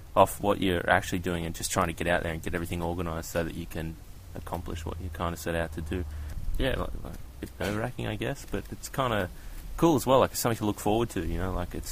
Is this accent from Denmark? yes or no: no; Newcastle, New South Wales, Australia; I'm from Newcastle in Australia